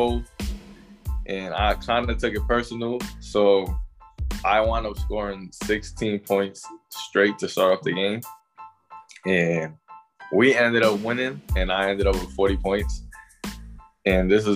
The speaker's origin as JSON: {"language": "English", "town": "New York City", "region": "New York", "country": "United States", "tie": "born or raised there", "said": "I was born and raised in Brooklyn, New York."}